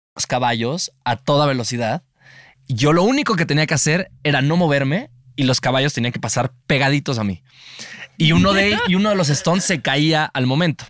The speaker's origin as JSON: {"language": "Spanish", "country": "Mexico", "said": "como mexicanos"}